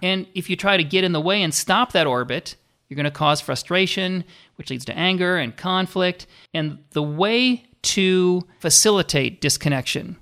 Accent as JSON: {"language": "English", "region": "Minnesota", "country": "United States", "tie": "born or raised there", "said": "I grew up in Minnesota"}